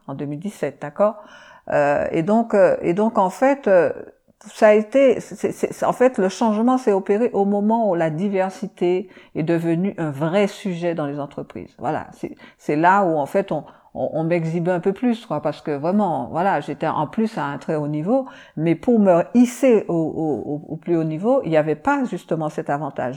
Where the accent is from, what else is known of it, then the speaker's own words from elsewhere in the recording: Martinique, France; je viens de la Martinique